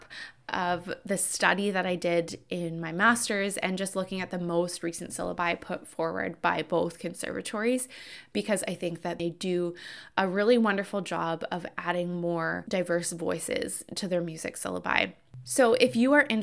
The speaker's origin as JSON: {"language": "English", "country": "Canada", "said": "I am Canadian"}